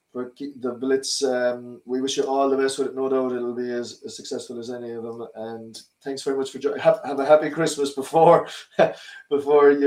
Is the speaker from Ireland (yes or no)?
yes; Cork, Munster, Ireland; I came from Douglas